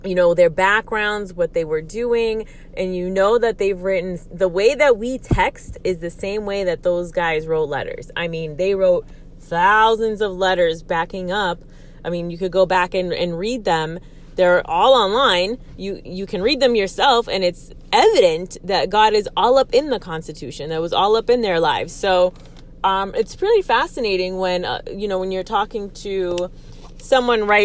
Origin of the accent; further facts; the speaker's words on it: Aguadilla, Puerto Rico; now in United States; I grew up in Puerto Rico. I grew up here in the States and in Puerto Rico.